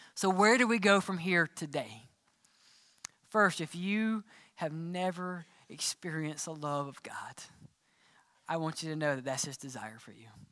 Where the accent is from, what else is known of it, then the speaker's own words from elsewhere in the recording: Mississippi, United States; I grew up in Mississippi